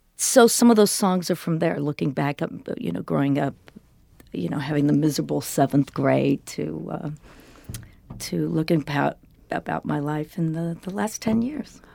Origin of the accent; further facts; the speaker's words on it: Denver, Colorado, United States; this was in the seventies growing up in Denver